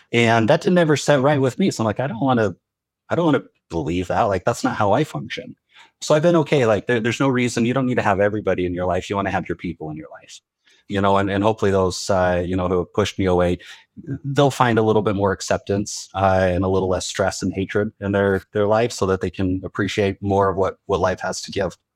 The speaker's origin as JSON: {"language": "English", "region": "Utah", "country": "United States", "tie": "born or raised there", "said": "Growing up in Utah, I predominantly Mormon."}